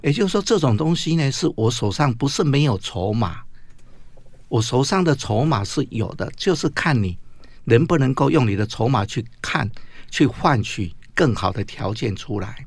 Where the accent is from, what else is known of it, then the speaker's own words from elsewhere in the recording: Taiwan; 作为一个 呃，台湾土生土长的读书人